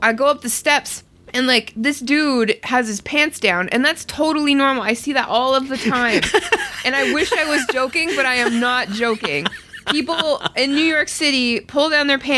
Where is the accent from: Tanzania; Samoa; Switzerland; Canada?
Canada; I'm too Canadian